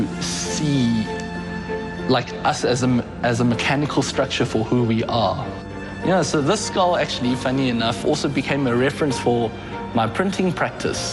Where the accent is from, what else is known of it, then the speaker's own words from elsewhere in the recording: South Africa; I'm South African, but I'm a Chinese person in South Africa